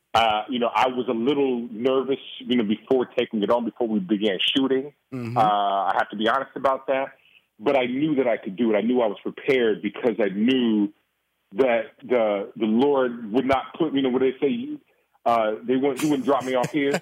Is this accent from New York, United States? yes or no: no; Oakland, California, United States; moved away as an adult; also born or lived in Boston; being born and raised in Oakland, California